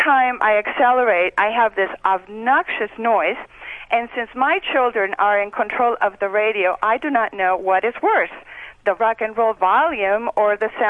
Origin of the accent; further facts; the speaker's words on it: Tecate, Baja California, Mexico; English is a second language; moved away as an adult; now in Prescott, United States; I was born and raised in Tecate, where they brew the beer.